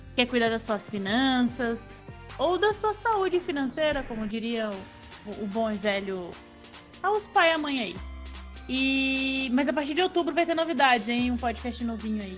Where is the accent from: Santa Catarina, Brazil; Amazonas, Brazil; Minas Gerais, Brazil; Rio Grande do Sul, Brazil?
Santa Catarina, Brazil; eu sou de Santa Catarina